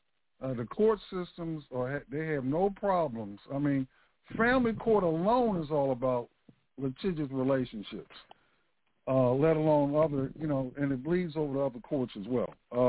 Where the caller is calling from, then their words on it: Central Florida, United States; I'm calling from Central Florida.